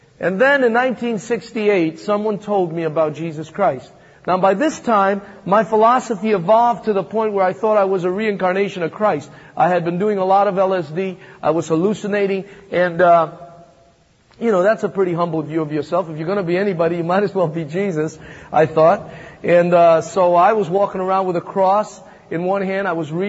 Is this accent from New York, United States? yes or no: yes; Manhattan, New York, United States; also born or lived in Thessaloniki, Greece; I came from Macedonia, Thessaloniki. You may have read the first and second book of Thessalonians. That's my hometown. That's where I was born. And then I came here when I was about 8 and grew up in the streets of Manhattan.